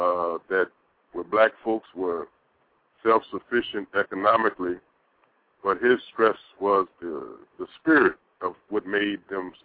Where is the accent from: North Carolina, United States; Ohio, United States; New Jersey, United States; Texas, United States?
Texas, United States; moved away; also born or lived in Arkansas; I was born in Texas. Educated in Arkansas